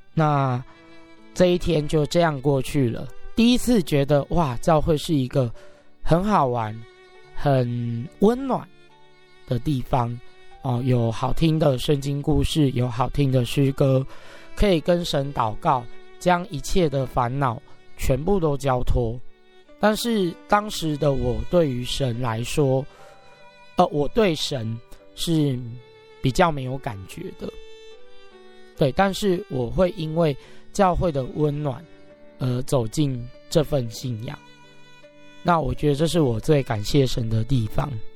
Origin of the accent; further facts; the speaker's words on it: Taipei, Taiwan; also born or lived in Guandu; 小时候住在北投的山下